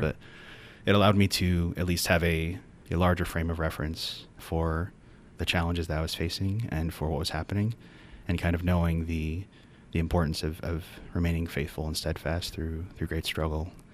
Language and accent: English; Cleveland, Ohio, United States; moved away as an adult; also born or lived in Richmond, Virginia; now in Notre Dame, United States; I'm from Cleveland, Ohio. That's where I grew up.